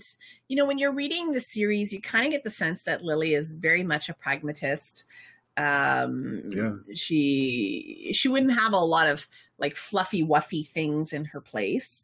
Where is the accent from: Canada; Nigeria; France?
Canada; we're Canadian